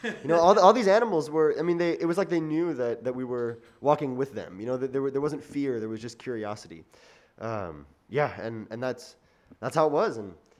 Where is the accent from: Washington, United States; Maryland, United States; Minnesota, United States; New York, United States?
Minnesota, United States; I'm from Minnesota.